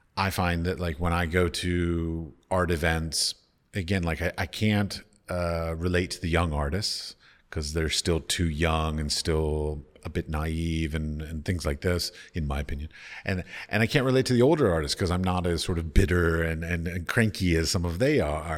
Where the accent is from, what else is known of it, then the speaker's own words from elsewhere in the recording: Washington, District of Columbia, United States; moved away; I come from, I grew up in Washington, D C